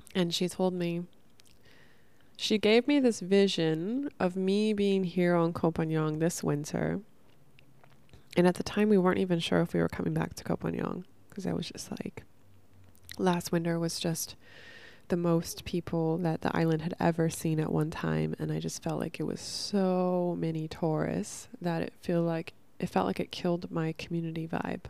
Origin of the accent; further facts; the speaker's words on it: Northern California, United States; I grew up in Northern California